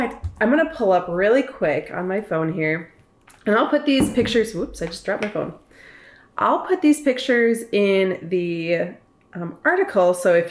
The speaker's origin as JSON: {"language": "English", "town": "Silver Bay", "region": "Minnesota", "country": "United States", "tie": "born or raised there", "said": "I'm from Silver Bay too"}